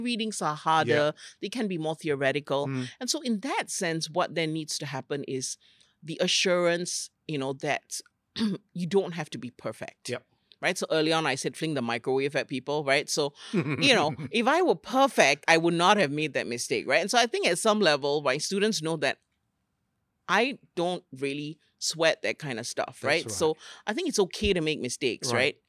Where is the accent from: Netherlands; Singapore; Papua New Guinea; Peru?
Singapore; I'm a Singaporean from a very small island who had big dreams and wanted to learn about the world, right?